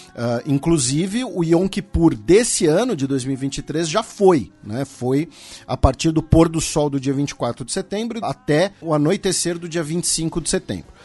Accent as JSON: {"language": "Portuguese", "country": "Brazil", "said": "nós que somos brasileiros"}